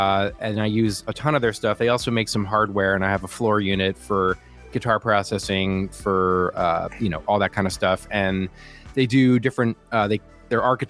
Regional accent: New York, United States; I'm from New York

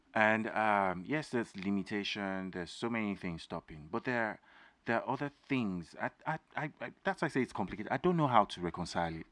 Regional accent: Osun, Nigeria; now in United States; I'm a Nigerian, I'm from Osun State

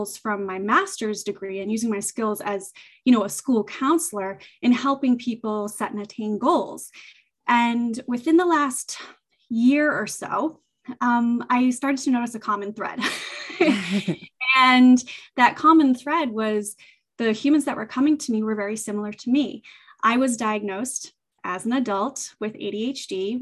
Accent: southeastern Massachusetts, United States; I'm in Massachusetts, southeastern Massachusetts. I was born and raised here, and I have not left.

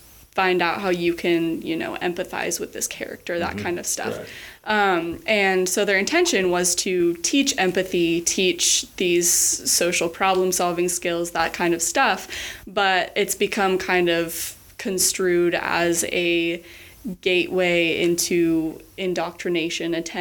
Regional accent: Middleton, Idaho, United States; I grew up in Middleton

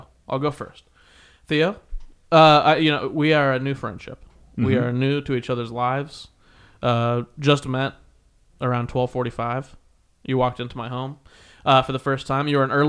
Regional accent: Midwest, United States; I'm a Midwesterner too.

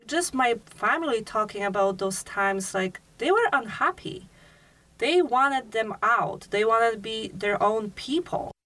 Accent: Chełm, Lublin Voivodeship, Poland; now in Petersburg, Alaska, United States; when I was growing up in Poland

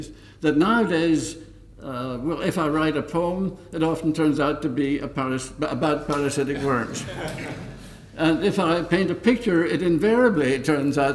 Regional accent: County Donegal, Ulster, Ireland; moved away; also born or lived in Dublin; my hometown, ivermectin, in County Donegal, because it was while living there as a teenager

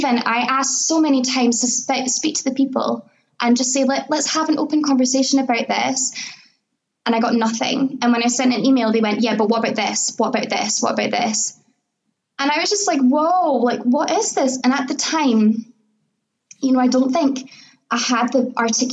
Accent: Scotland, United Kingdom; being born here and living here

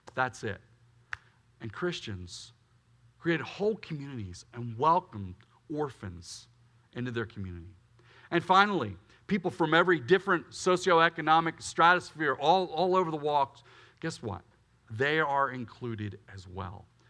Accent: Willow Grove, Pennsylvania, United States; I grew up in Willow Grove, Pennsylvania

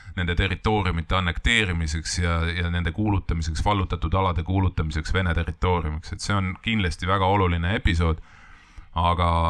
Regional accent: Estonia; me oleme eestlased ja me võitleme oma kodumaa eest

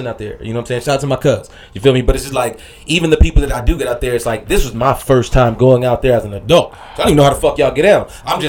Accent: Midwest, United States; now in California, United States; Me being from the Midwest, bro being from the East Coast, we had to get the fuck up on a plane

